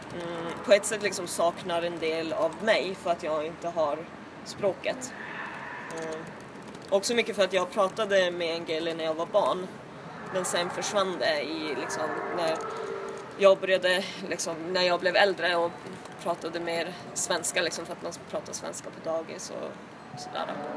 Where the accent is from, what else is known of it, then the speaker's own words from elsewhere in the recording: Kangos, Norrbotten County, Sweden; moved away as an adult; now in Stockholm, Sweden; jag är uppvuxen i eh, Tornedalen i en by som heter Kangos